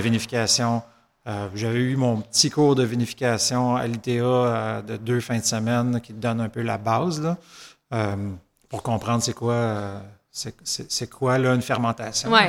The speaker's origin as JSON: {"language": "French", "town": "Saint-Hyacinthe", "region": "Quebec", "country": "Canada", "tie": "born or raised there", "said": "les deux, on est natifs de Saint-Hyacinthe."}